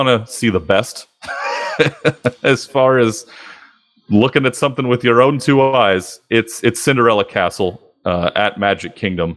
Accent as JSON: {"language": "English", "region": "California", "country": "United States", "tie": "born or raised there", "said": "I grew up in California"}